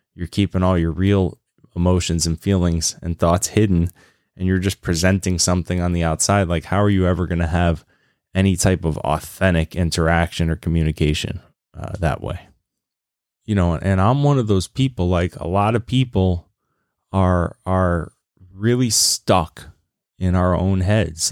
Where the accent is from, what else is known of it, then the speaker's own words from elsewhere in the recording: Lynchburg, Virginia, United States; I grew up in Virginia in Lynchburg, Virginia